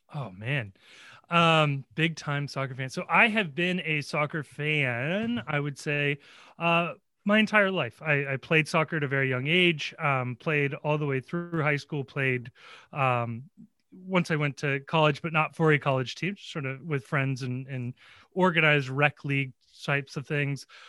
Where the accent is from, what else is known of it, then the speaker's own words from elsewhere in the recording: Cincinnati, Ohio, United States; born and raised in Cincinnati. I actually went to college in Cincinnati